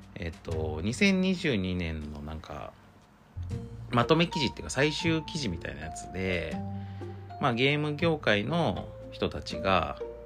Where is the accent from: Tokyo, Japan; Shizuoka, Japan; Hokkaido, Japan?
Shizuoka, Japan; 僕らも、静岡育ち